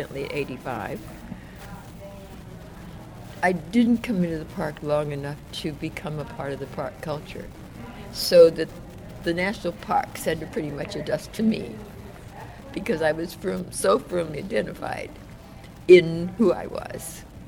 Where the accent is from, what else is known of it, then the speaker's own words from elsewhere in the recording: Oakland, California, United States; also born or lived in New Orleans, Louisiana; I actually came into Northern California as a result of the 1927 Great Floods in New Orleans, which was our ancestral home